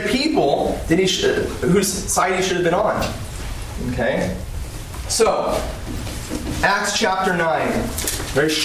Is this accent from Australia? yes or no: no; California, United States; now in Virginia, United States; I am from California.